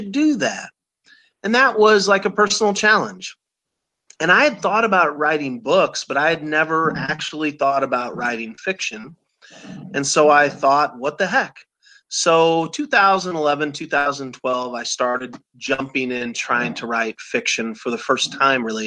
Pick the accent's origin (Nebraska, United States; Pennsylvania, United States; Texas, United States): Nebraska, United States; Omaha; I grew up in Omaha, Nebraska, still live there